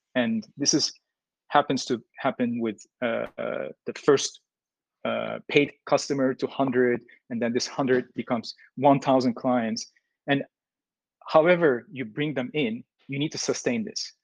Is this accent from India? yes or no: no; Turkey; moved away as an adult; now in Vietnam; I'm from Turkey. Basically, moved into Vietnam six years ago, almost five and a half.